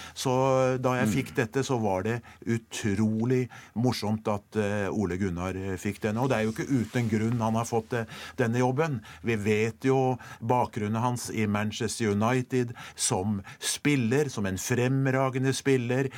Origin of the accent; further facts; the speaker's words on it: Norway; jeg er fra Norge